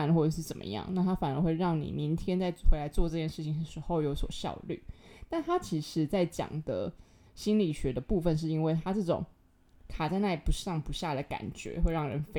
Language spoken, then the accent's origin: Chinese; Tainan, Taiwan; 反正我的年假就是我就回台南，因为我台南人嘛，我就回去。